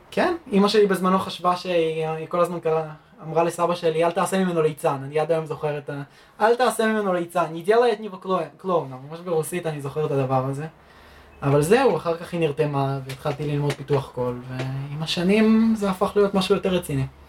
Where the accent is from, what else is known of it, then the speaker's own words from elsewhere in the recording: Rosh HaAyin, Central District, Israel; moved away as an adult; now in Germany; נולדתי פה בארץ